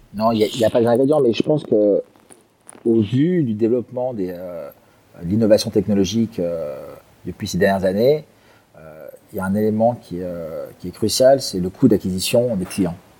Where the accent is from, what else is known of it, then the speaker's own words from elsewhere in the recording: Geneva, Switzerland; moved away as an adult; now in Singapore; Donc à l'origine, je suis suisse de Genève